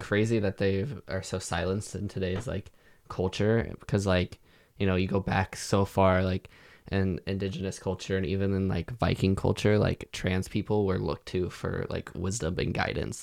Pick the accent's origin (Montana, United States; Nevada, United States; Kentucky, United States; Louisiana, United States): Montana, United States; moved away; everyone in my hometown getting married and having kids